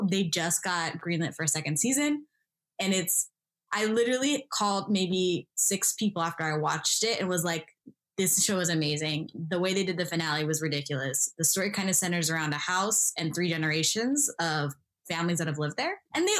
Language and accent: English; Midwest, United States; I resonated with a lot growing up in the Midwest.